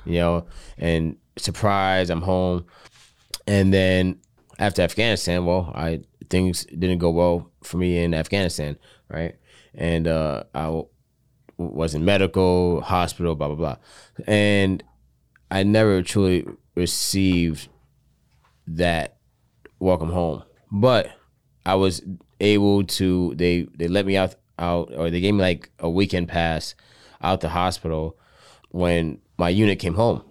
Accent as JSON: {"language": "English", "region": "South Florida", "country": "United States", "lives_now": "Tampa, United States", "said": "I'm originally from South Florida"}